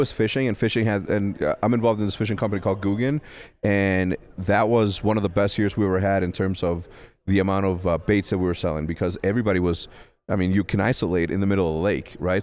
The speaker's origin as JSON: {"language": "English", "town": "Ciudad Juárez", "region": "Chihuahua", "country": "Mexico", "tie": "born or raised there", "also_born_or_lived": "El Paso, Texas", "said": "grew up in, uh, in Juarez, Mexico"}